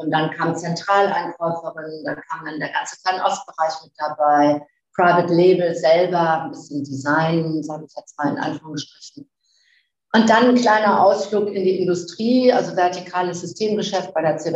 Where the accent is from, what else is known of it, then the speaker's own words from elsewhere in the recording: Flensburg, Schleswig-Holstein, Germany; born there; also born or lived in Ruhrgebiet; 59 Jahre alt und ähm, bin eigentlich äh, so in Flensburg geboren. Ich komme aus dem Norden und habe dann